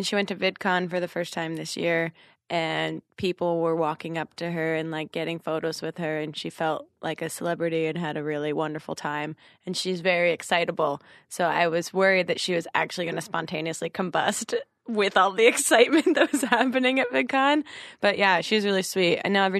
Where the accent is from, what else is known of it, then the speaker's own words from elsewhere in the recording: New Jersey, United States; But yeah, I'm from New Jersey and then went to college in North Jersey and then moved to Brooklyn right after with Michelle.